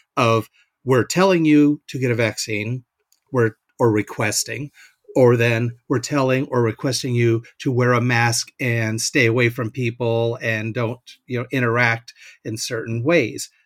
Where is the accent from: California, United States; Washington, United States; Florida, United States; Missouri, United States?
Washington, United States; Seattle; now in Nebraska, United States; I'm from the West Coast though, but uh, Seattle area up that way